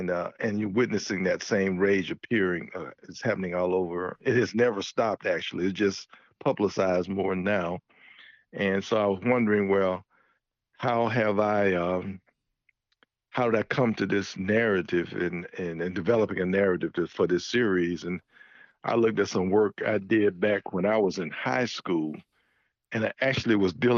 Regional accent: Birmingham, Alabama, United States; growing up in Birmingham, Alabama

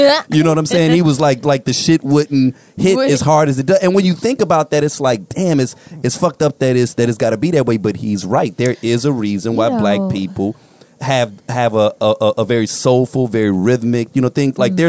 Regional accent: Inglewood, California, United States; Like, when you're growing up in Inglewood

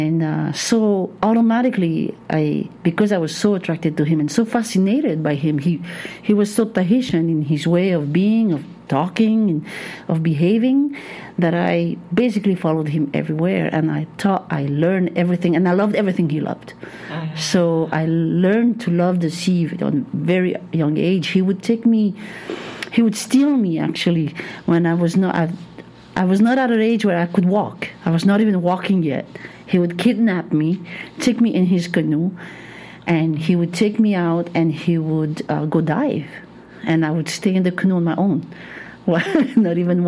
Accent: Taravao, French Polynesia; also born or lived in Papeete; I grew up in Taravo by the sea

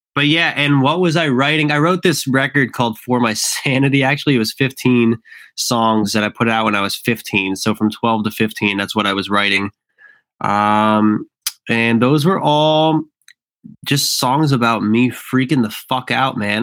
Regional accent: Tamaqua, Pennsylvania, United States; moved away; also born or lived in Philadelphia; I grew up in Pennsylvania in a town called Tamaqua, which is like 45 minutes from Allentown, Pennsylvania.

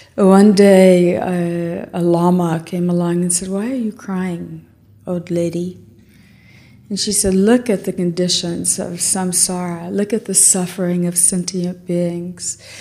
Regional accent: Texas, United States; I'm from Texas

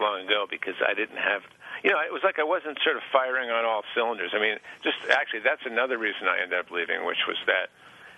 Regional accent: Long Island, New York, United States; moved away as an adult; now in Boston, United States; I grew up on Long Island in New York

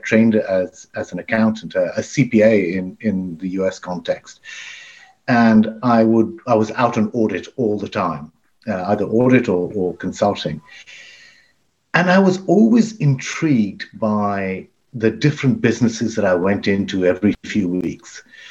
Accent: Dubai, United Arab Emirates; moved away as an adult; also born or lived in Pakistan; now in United Kingdom; My mother was born in Africa. My father was born in India. They met and I was born in Pakistan, and then the family moved to Dubai, where I went to school, and I then came to university, to the London School of Economics in London

